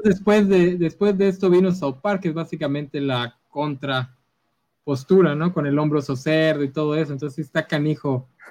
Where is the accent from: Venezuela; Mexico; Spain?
Mexico; aquí como mexicanos lo sabemos